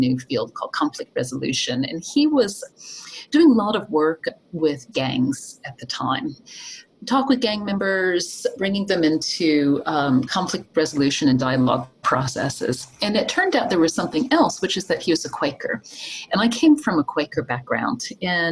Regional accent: Appalachian Mountains of Virginia, United States; moved away; I'm from the Appalachian Mountains of Virginia

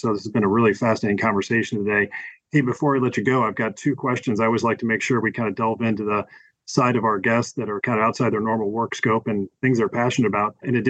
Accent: Indianapolis, Indiana, United States; And we shared, maybe in my hometown of Indianapolis, Indiana, the racing history and legends that have been at the Oval track here at the 500.

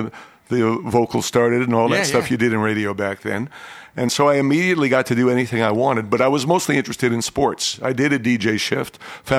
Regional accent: New York City, New York, United States; moved away as an adult; also born or lived in Hope, Arkansas / Dallas, Texas; I was from New York City. I'd never lived anywhere else. And now I'm living with a farm family in Hope, Arkansas

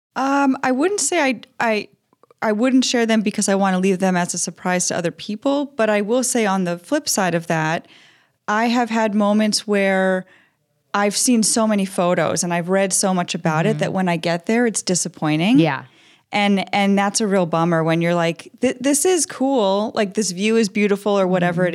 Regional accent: Long Island, New York, United States; moved away as an adult; now in Minnesota, United States; I'm from New York originally. I grew up on Long Island

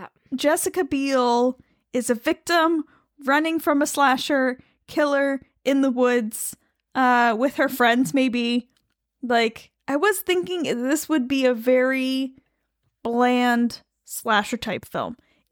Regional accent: New York, United States; But I am Italian American from the capital region, and we do tend to say things like coffee

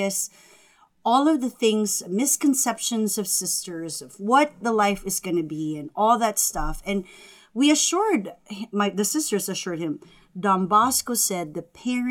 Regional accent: Philippines; English is a second language; moved away; as a Filipino family, they're very devoted to the Blessed Mother and Jesus

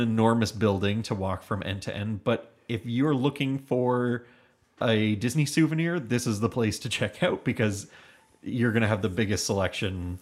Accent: Hamilton, Ontario, Canada; We're from Hamilton, Ontario

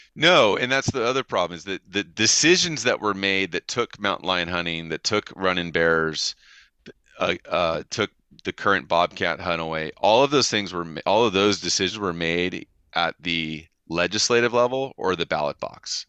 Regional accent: California, United States; as a Californian

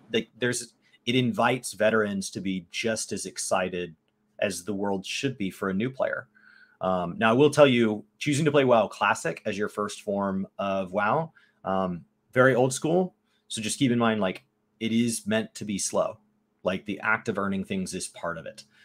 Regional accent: United States; I am American

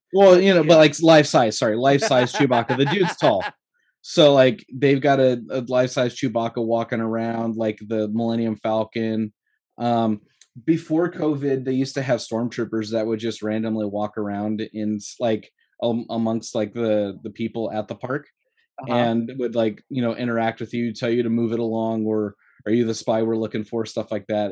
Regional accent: Southern California, United States; I grew up in Southern California

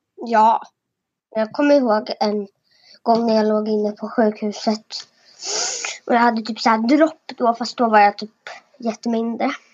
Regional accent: Halmstad, Halland County, Sweden; jag föddes i Halmstad

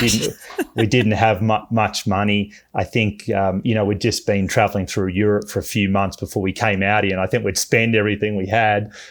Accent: Melbourne, Victoria, Australia; moved away as an adult; also born or lived in Bay Area; now in United States; I'm from Melbourne, Australia.

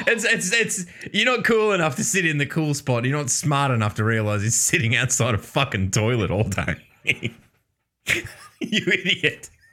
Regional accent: Newcastle, New South Wales, Australia; There was a pub in Newcastle, in my, where I live, my hometown.

